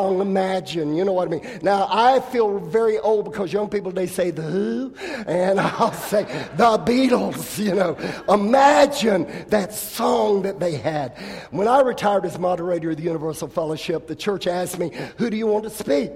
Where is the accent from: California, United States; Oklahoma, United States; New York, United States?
California, United States; I come from California